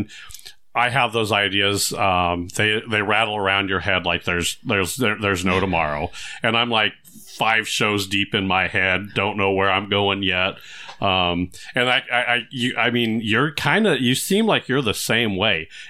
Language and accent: English; California, United States; I grew up in California